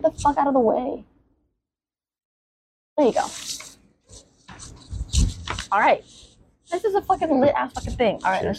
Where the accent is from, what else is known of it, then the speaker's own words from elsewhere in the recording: San Jose, California, United States; I'm born and raised like San Jose. Literally born and raised San Jose.